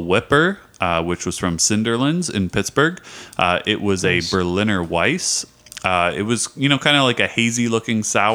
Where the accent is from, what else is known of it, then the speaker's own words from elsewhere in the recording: St. Thomas, Ontario, Canada; Railway City, which is my hometown brewery